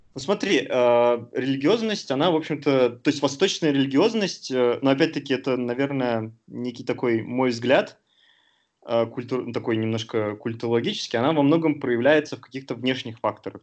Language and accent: Russian; Sterlitamak, Bashkortostan, Russia; moved away as an adult; also born or lived in Uzbekistan / Moscow; now in Istanbul, Turkey; Я закончил школу в республике Башкортостан, а в небольшом городке Стерлитамак